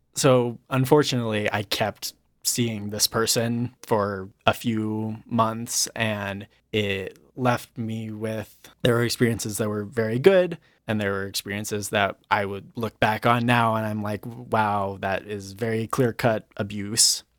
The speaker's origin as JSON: {"language": "English", "region": "Colorado", "country": "United States", "tie": "born or raised there", "said": "I grew up in Colorado. I actually grew up in a rural town in the mountains."}